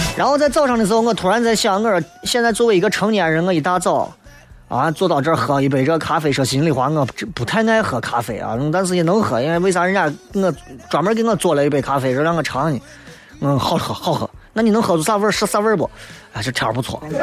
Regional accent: Xi'an, Shaanxi, China; 作为一个西安人、陕西人，你绝对有这样的经历

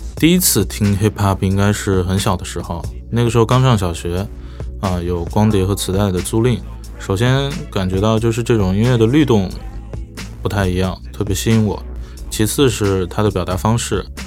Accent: Shanghai, China; 目前主要生活在上海，上海是我从小生长的地方

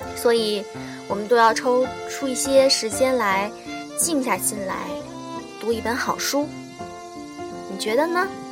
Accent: China; 我们中国人

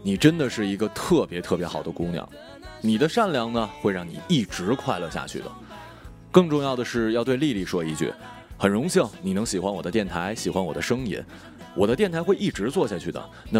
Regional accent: China; 谁让我在中国呢？对吧？我骄傲啊，我是中国人呐。

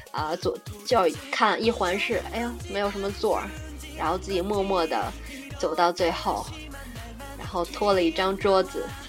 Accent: Shandong, China; moved away as an adult; now in United Kingdom; 我说我是山东的呀

